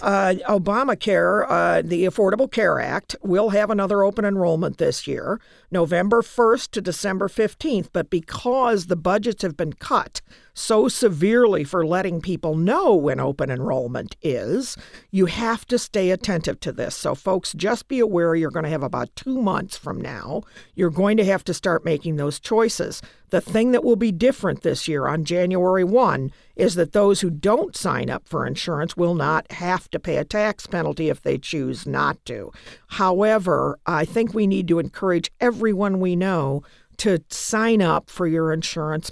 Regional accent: United States; I'm an American

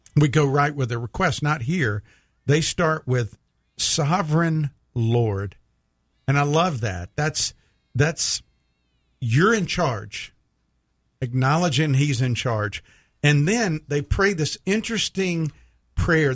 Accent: United States; as an American

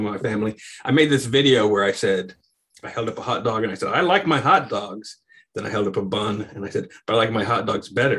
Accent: Tulsa, Oklahoma, United States; moved away; I'm from Tulsa

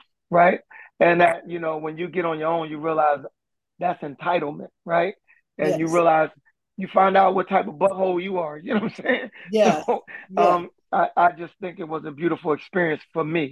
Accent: Philadelphia, Pennsylvania, United States; I remember when we lived in North Philly

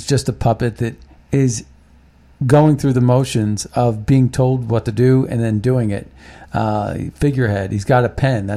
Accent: Ohio Valley, Midwest, United States; moved away; I grew up in the Ohio Valley

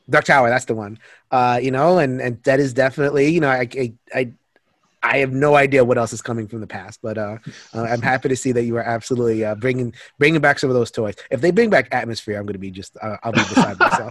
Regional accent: Connecticut, United States; I'm from Connecticut

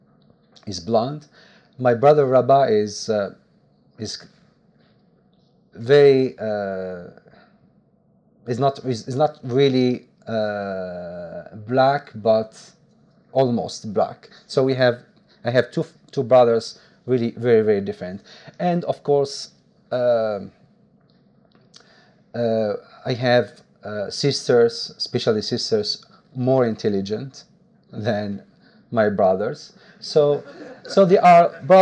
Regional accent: Algiers, Algiers Province, Algeria; English is a second language; moved away as an adult; also born or lived in Italy; I was born in Algiers, in Berber, very Berber family, because my mother doesn't speak Arabic. So I lived this condition of minority in Algiers

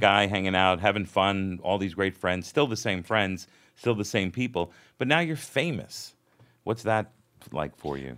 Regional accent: South Florida, United States; I grew up in South Florida

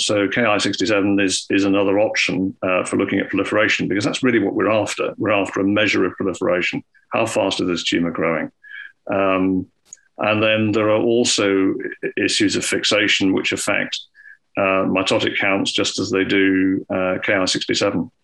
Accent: Scotland, United Kingdom; when I was growing up in Scotland

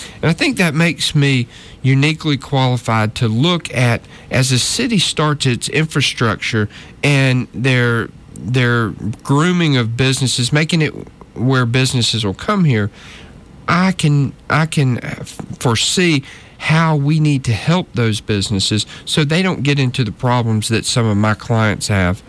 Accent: North Georgia, United States; moved away as an adult; now in Montgomery, United States; I was raised in North Georgia. Okay. Uh, up in the mountains

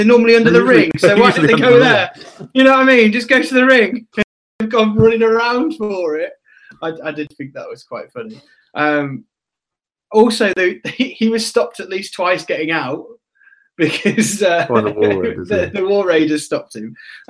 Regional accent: Dudley, West Midlands, United Kingdom; I'm from Dudley.

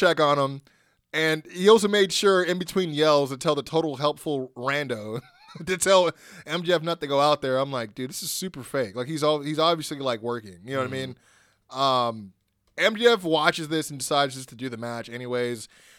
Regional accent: Canada; now in Orlando, United States; It's me, live from Florida, in Orlando. I live here now, but I'm still Canadian.

